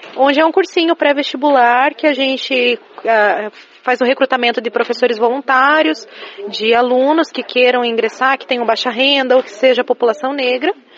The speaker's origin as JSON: {"language": "Portuguese", "town": "Curitiba", "region": "Paraná", "country": "Brazil", "said": "sou de Curitiba"}